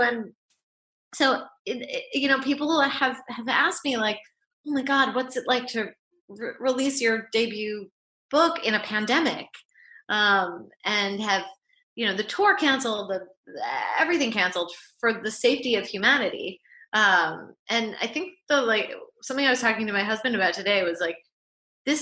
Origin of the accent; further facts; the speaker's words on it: New York, United States; I grew up in New York. This is where we lived